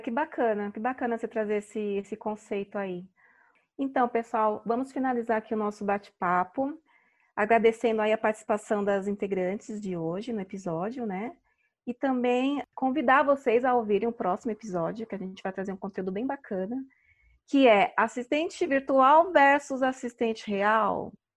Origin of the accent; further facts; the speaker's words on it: São Paulo, Brazil; sou aqui de São Paulo